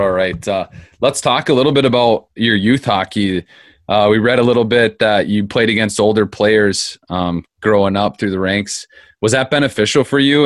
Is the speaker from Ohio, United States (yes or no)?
no; Phoenix, Arizona, United States; I grew up in Phoenix.